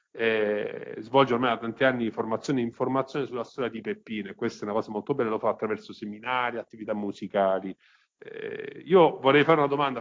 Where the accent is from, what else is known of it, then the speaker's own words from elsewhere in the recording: Sicily, Italy; da siciliano